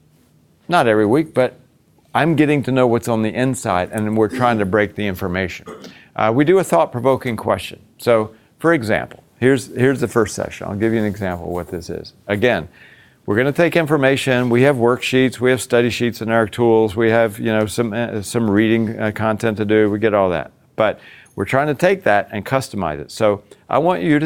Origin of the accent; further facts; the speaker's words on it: Virginia, United States; also born or lived in Boston; now in Florida, United States; I grew up in the South. I grew up in Virginia